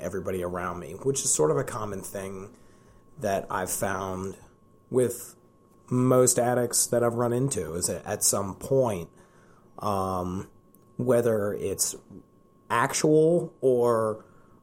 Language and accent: English; Columbia, Maryland, United States; I'm born and raised in Columbia, Maryland